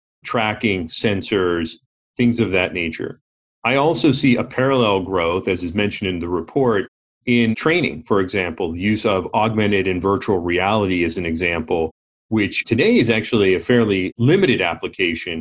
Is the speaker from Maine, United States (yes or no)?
no; Pittsburgh, Pennsylvania, United States; growing up in the Rust Belt of the steel industry of Pittsburgh in the 70s